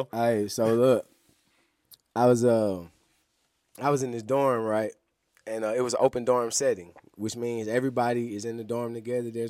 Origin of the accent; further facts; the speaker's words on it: Atlanta, Georgia, United States; So, but being that I'm from Atlanta, you know, that's another thing.